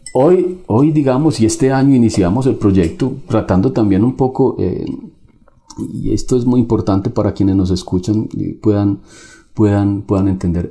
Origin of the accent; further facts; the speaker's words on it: Colombia; Nosotros los colombianos